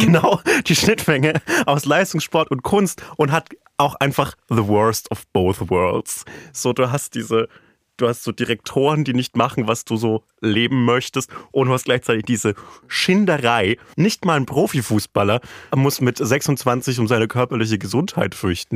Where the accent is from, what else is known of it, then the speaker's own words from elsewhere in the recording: Franconia, Bavaria, Germany; in meiner Heimat